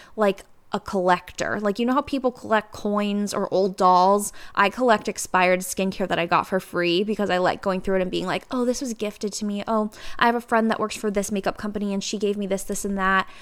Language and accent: English; Cincinnati, Ohio, United States; also born or lived in New York; I moved back home to Cincinnati